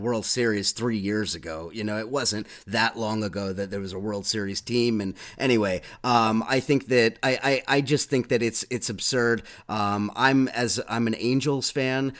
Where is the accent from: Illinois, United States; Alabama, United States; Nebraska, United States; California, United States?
California, United States; Southern; now in New York, United States; living in New York, although I'm from Southern California